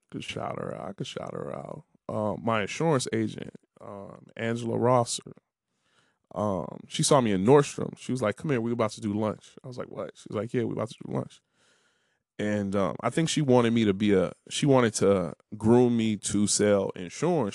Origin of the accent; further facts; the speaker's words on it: Harvey, Illinois, United States; moved away; also born or lived in Washington, District of Columbia, United States; I always try to rep Harvey